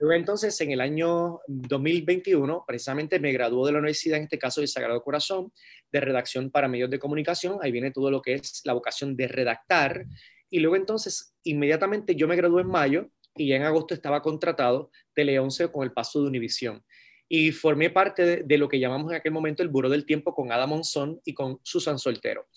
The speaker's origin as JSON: {"language": "Spanish", "town": "Carolina", "country": "Puerto Rico", "tie": "born or raised there", "also_born_or_lived": "San Juan, Puerto Rico", "said": "Yo nací en San Juan, Puerto Rico, y me crié en Carolina, Puerto Rico"}